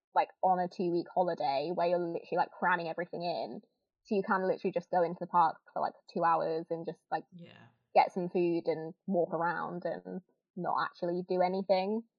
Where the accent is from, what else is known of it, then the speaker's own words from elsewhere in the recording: Northampton, East Midlands, United Kingdom; also born or lived in Kettering; I'm from Northampton, England